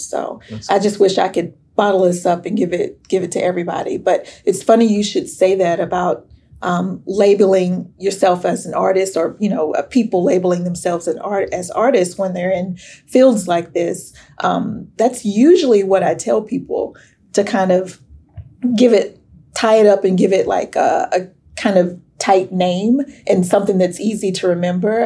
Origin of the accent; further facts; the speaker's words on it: Sherman, Texas, United States; growing up in Sherman